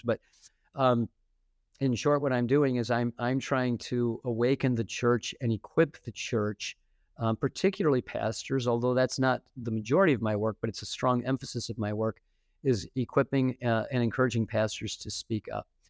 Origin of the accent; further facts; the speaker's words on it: Detroit, Michigan, United States; moved away as an adult; also born or lived in Fort Wayne, Indiana; my hometown in, in Detroit